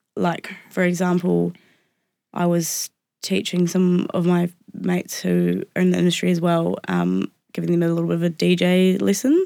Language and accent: English; Wairarapa, Wellington, New Zealand; I grew up in the Wairarapa